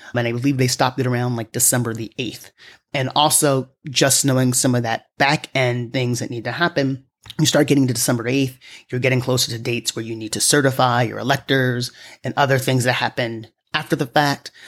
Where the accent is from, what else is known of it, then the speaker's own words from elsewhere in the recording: New York, United States; someone like myself as a New Yorker